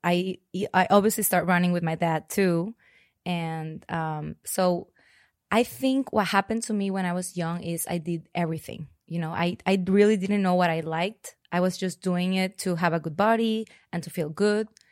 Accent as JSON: {"language": "English", "town": "Monterrey", "region": "Nuevo León", "country": "Mexico", "tie": "born or raised there", "also_born_or_lived": "Spain / Mexico City / San Francisco / Los Angeles", "moved": "as an adult", "lives_now": "Austin, United States", "said": "I was born in Monterrey, Mexico. I grew up there, um, mostly all my life"}